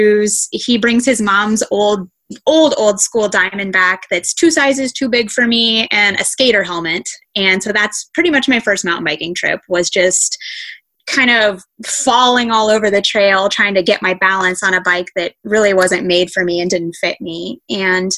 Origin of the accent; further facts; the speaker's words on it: Springfield, Missouri, United States; I grew up here in Springfield, Missouri, predominantly. We did move around a little when I was young, but for the most part, I've spent all of my life in Missouri